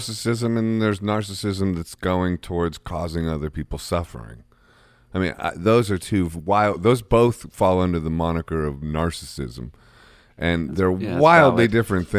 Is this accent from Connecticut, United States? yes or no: no; Akron, Ohio, United States; So similar, I think, to Jersey background, you know, sort of working class-ish vibes, you know, but even though, like, Akron.